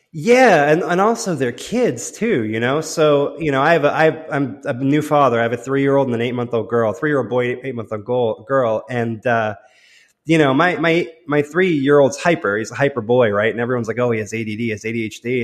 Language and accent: English; London, United Kingdom; I was born in London